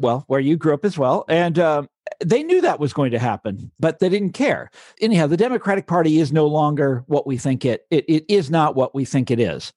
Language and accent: English; Johnson County, Kansas, United States; moved away as an adult; also born or lived in Chicago; I'm from Johnson County, Kansas. And, uh, so I grew up there, went to the public schools